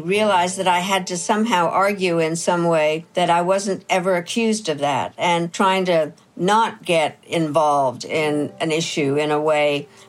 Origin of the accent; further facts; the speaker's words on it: United States; So Canada, Philippines, Kazakhstan, Trinidad, Tobago, Jamaica, and Liechtenstein, and me. Being the American, I created a caucus